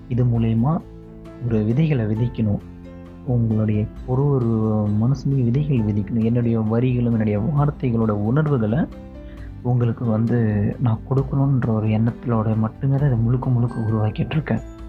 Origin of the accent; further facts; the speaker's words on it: Vaippur, Tamil Nadu, India; also born or lived in Tirukoilur; now in Mumbai, India; வைப்பூரில் வளர்ந்தோம்